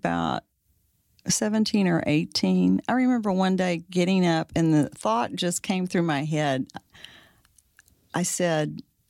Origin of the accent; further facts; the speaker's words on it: Fort Worth, Texas, United States; I'm from Fort Worth.